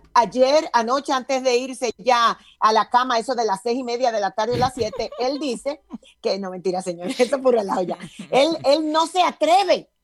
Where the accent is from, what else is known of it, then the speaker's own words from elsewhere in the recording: Dominican Republic; En mi país, Dominicana, República Dominicana